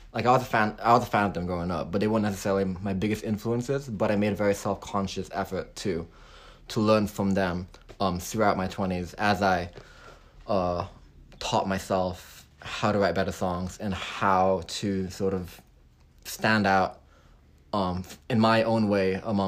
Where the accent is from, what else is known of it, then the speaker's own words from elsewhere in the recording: Hong Kong; also born or lived in Texas, United States / California, United States; now in Nashville, United States; I was raised in Hong Kong. My background story is a little bit long. Okay. I was born in Texas to parents who were from the Philippines, and then I went to kindergarten there till I was like five. Went out to Hong Kong